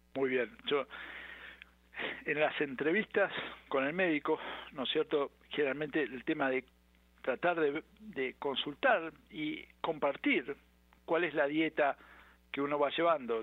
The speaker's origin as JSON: {"language": "Spanish", "country": "Argentina", "moved": "yes", "said": "Yo soy argentino"}